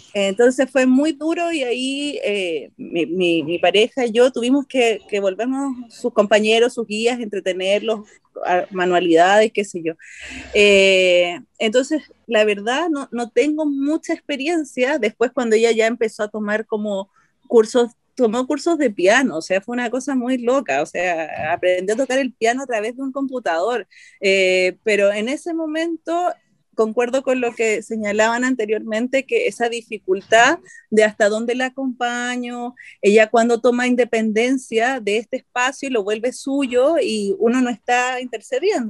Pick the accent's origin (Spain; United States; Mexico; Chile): Chile; also born or lived in Colombia; yo soy eh, chilena colombiana.